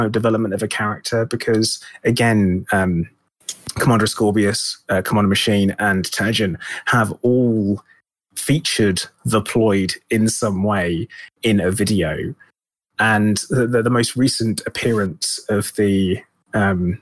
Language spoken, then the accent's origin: English; United Kingdom; being British